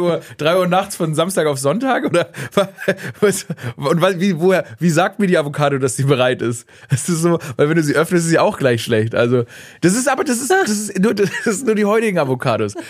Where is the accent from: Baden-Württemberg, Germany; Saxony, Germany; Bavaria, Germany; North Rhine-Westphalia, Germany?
Baden-Württemberg, Germany; Stuttgart; ich bin gebürtiger Stuttgarter.